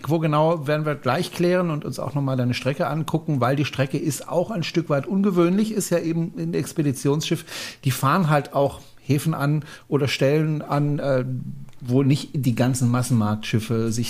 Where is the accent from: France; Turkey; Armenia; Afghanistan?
France; Na gut, wenn ich als Franzose es nicht kann